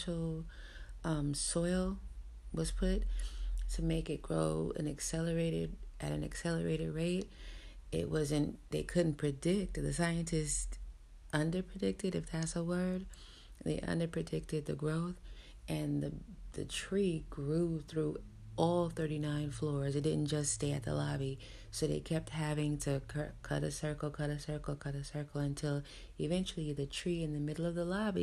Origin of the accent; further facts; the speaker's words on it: New York City, New York, United States; I grew up in New York City